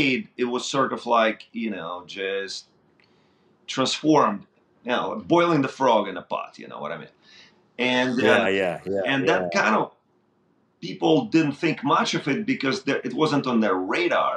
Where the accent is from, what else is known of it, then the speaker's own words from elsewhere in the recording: Boyarka, Kyiv Oblast, Ukraine; moved away; I grew up outside of Kiev in Boyarka. Yeah, my first 5 years I was there